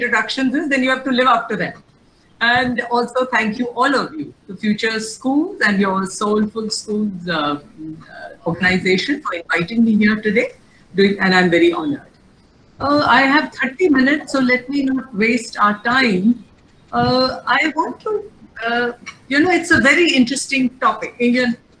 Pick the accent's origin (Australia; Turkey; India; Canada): India; Lucknow, Uttar Pradesh; I'm from Lucknow, UP.